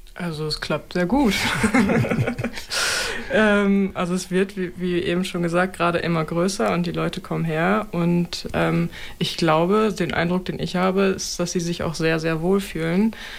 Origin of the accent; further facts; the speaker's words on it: Osnabrück, Lower Saxony, Germany; moved away; also born or lived in Berlin; bin dann halt zurück nach Osnabrück gegangen. Ich komme hierher.